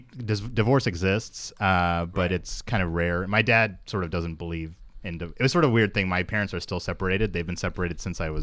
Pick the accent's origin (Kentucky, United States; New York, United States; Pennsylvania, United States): Kentucky, United States; Lexington; I grew up in Lexington, which is a college town.